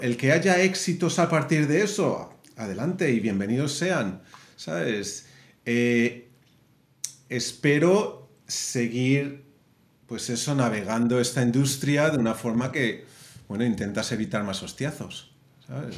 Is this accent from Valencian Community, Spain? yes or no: no; Madrid, Community of Madrid, Spain; moved away as an adult; also born or lived in Las Palmas, Canary Islands / San Francisco / Portland; now in Los Angeles, United States; nací en Canarias, pero, pero crecí en Madrid. Ya. Fue ahí en donde estuve hasta que tenía 18 años.